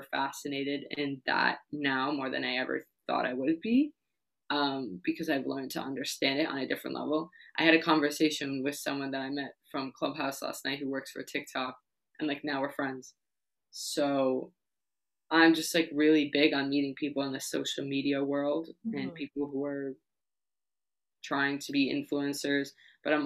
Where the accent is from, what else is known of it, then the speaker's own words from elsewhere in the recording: New York City, New York, United States; I'm from New York City